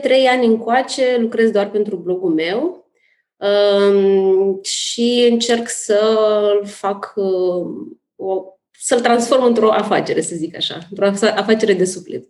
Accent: Moldova; moved away as an adult; now in Bucharest, Romania; Sunt din Republica Moldova

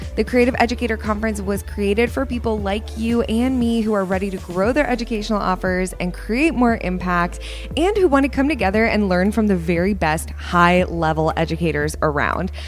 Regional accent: Dallas, Texas, United States; here in Dallas, my hometown

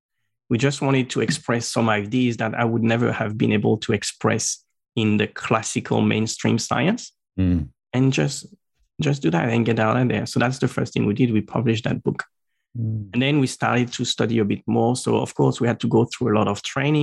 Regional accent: Normandy, France; first language French; English is a second language; moved away as an adult; also born or lived in Strasbourg, France; now in Brisbane, Australia; In France, I was born in Normandy. Mm-hmm. So I spent all until like the first part of uni there

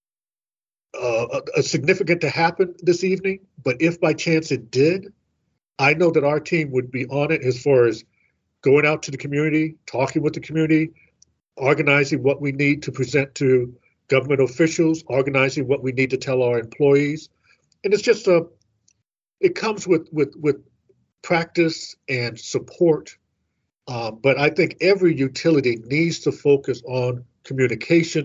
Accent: St. Louis, Missouri, United States; I'm from St. Louis

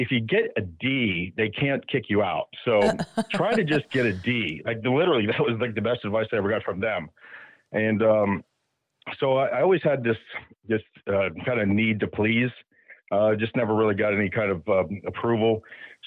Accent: Hollywood, Florida, United States; I was born down here in Hollywood, Florida, right next to Fort Lauderdale

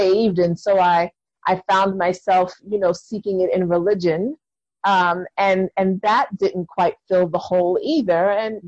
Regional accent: New York City, New York, United States; I'm from New York City

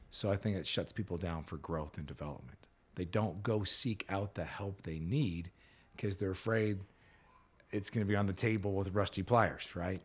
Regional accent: California, United States; I grew up in California

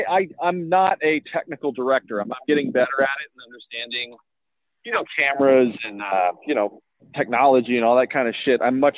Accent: Tulsa, Oklahoma, United States; I mean, I'm from Tulsa, Oklahoma, and, you know, our greatest kind of pop culture, achievement contribution is The Outsiders, or Rumblefish.

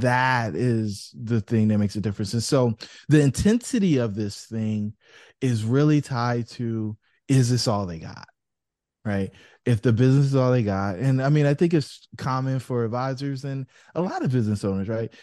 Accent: Fayetteville, North Carolina, United States; I grew up in Fayetteville, North Carolina, where I did a bunch of stuff

